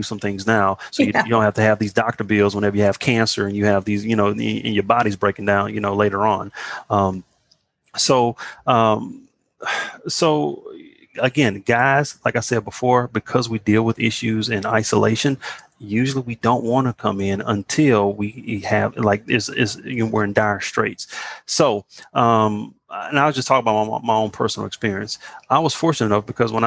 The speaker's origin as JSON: {"language": "English", "town": "Beaumont", "region": "Texas", "country": "United States", "tie": "born or raised there", "said": "I'm from Beaumont, Texas"}